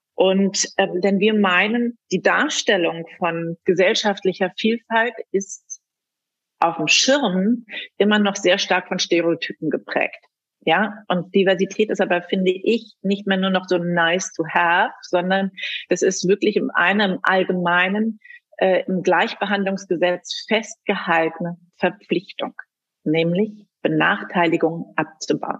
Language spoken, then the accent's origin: German; Germany; also born or lived in Ethiopia / Berlin; Ich bin in Äthiopien geboren, lebe seit meinem zweiten Lebensjahr mit meinen Eltern in Deutschland